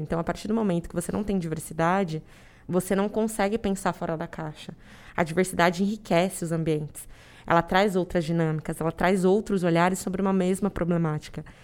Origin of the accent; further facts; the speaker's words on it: Araçoiaba da Serra, São Paulo, Brazil; moved away as an adult; now in São Paulo, Brazil; Eu sou do interior de São Paulo, de Araceaba da Serra, uma cidade muito pequenininha.